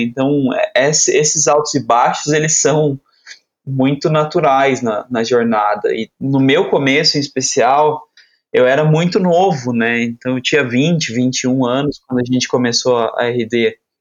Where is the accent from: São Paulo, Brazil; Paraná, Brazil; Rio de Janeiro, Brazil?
São Paulo, Brazil; Aparecida; eu sou nascido numa cidade pequena no interior de São Paulo, Aparecida